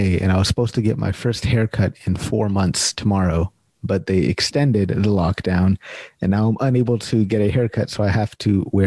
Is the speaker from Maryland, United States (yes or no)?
no; California, United States; accent: Californian; now in Winnipeg, Canada; a nice, smooth and sexy Californian accent